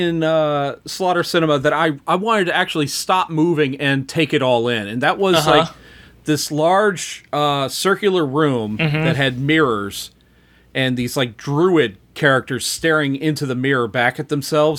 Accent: Florida, United States; Growing up in Florida, lightning strikes the house right next to me.

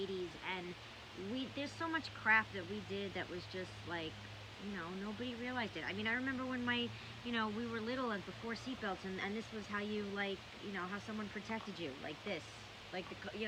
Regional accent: New York, United States; I'm from New York

